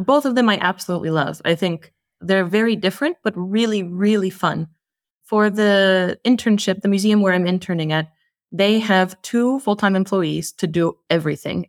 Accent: United States; moved away as an adult; now in Iceland; I'm an American living in Iceland

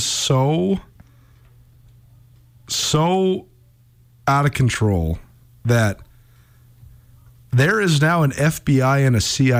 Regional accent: Missoula, Montana, United States; when I was growing up in Missoula, Montana

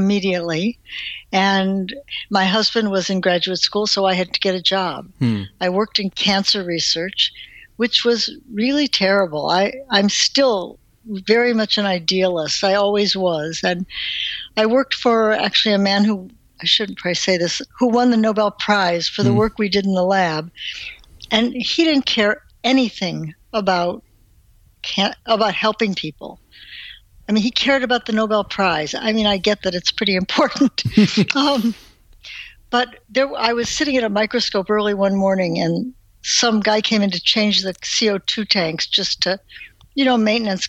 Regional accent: Cleveland, Ohio, United States; moved away as an adult; also born or lived in Wisconsin; I grew up in Cleveland, Ohio

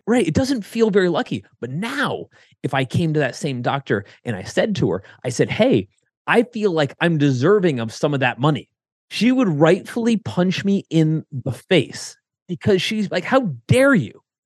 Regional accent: Connecticut, United States; now in Columbus, United States; I grew up in Connecticut

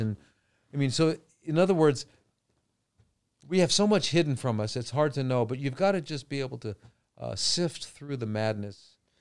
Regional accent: Los Angeles, California, United States; now in Phuket, Thailand; I grew up in L.A.

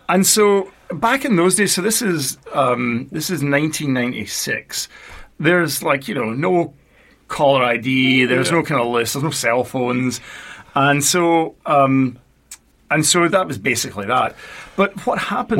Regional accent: Paisley, Scotland, United Kingdom; now in United States; so I'm Scottish. I was born uh, in a town called Paisley, which is just outside Glasgow

